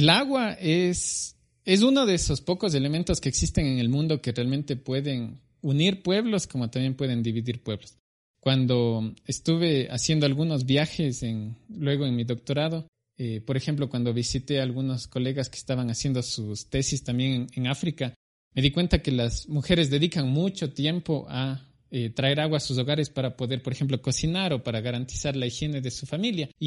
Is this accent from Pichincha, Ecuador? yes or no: no; Cuenca, Azuay, Ecuador; Bueno, yo soy de Cuenca, al sur del Ecuador. Nací en 1987, actualmente tengo 33 años.